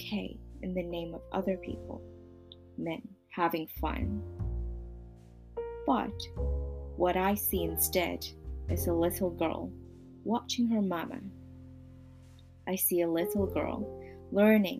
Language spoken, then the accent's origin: English; Hong Kong; I was born and raised in Hong Kong